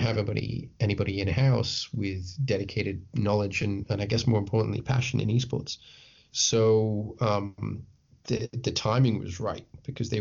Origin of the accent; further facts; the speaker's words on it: Isle of Man; I'm from the Isle of Man, which some of your listeners will be like, what, where? but it's a tiny island. It's a tiny, gorgeous island between England and Ireland